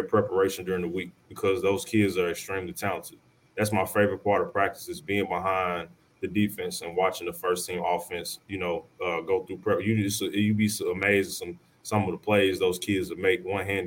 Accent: Arkansas, United States; I'm back home in my hometown

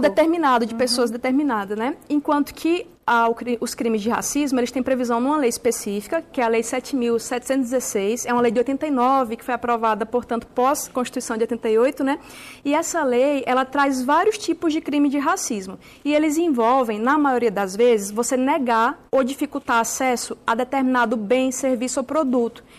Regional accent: Alagoas, Brazil; moved away; minha família é de Alagoas, né, sou nordestina

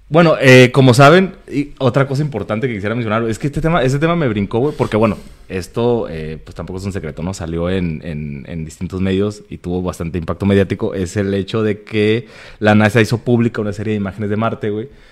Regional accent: Tijuana, Baja California, Mexico; Somos de Tijuana

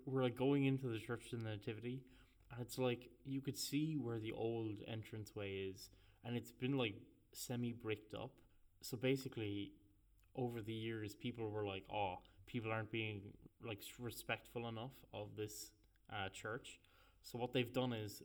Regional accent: Ireland; we're from Catholic Ireland

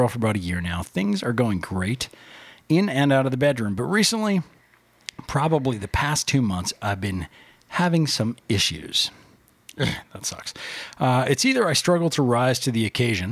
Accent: Canada; I'm Canadian

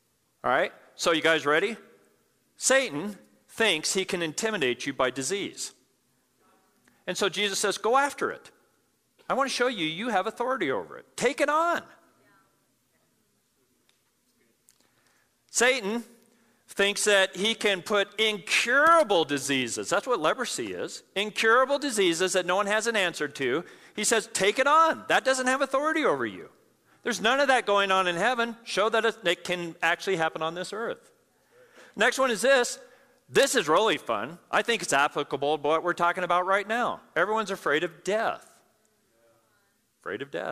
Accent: Pueblo, Colorado, United States; I grew up in Pueblo, Colorado

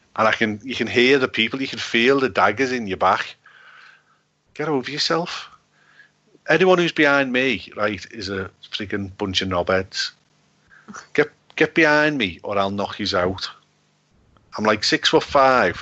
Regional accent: Liverpool, North West England, United Kingdom; from Liverpool

